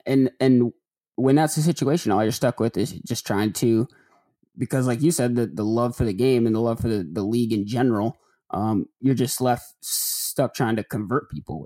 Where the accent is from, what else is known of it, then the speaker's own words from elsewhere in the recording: Detroit area, Michigan, United States; moved away as an adult; also born or lived in Chicago / Atlanta; now in Memphis, United States; I'm not from Detroit, but I'm from the area